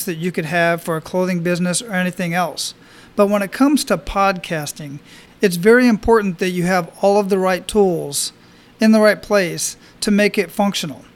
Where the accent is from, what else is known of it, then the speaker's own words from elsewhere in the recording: Phoenix, Arizona, United States; now in Hawaii, United States; I grew up in Phoenix.